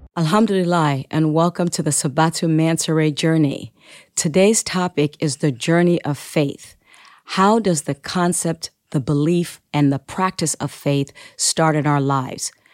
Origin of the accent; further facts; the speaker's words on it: Sierra Leone; my native land, Sierra Leone